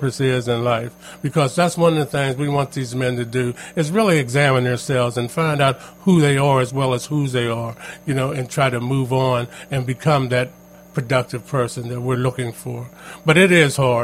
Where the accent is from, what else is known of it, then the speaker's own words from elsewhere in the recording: Pittsburgh, Pennsylvania, United States; also born or lived in McKeesport, Pennsylvania; I grew up in a Homewood Brushing area of Pittsburgh